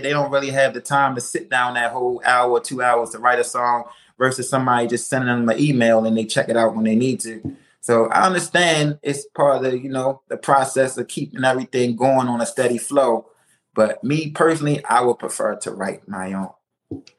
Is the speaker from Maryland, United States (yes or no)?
yes; Baltimore, Maryland, United States; I'm a artist originally born and raised in Baltimore, Maryland